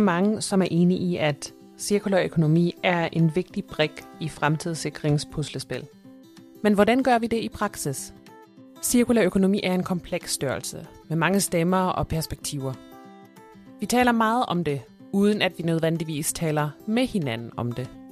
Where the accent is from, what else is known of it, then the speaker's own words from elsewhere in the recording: Germany; Danish is a second language; moved away; mig som tysker